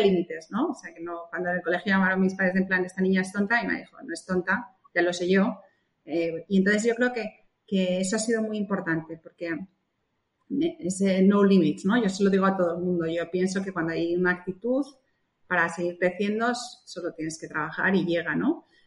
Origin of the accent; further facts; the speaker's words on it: Spain; moved away; cuando llegué a España, otra vez, en mi país, que estaba cómoda